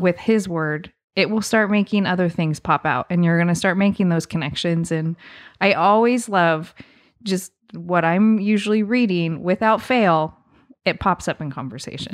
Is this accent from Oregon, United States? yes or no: yes; Southern Oregon, United States; as a kid growing up, we, growing up in Southern Oregon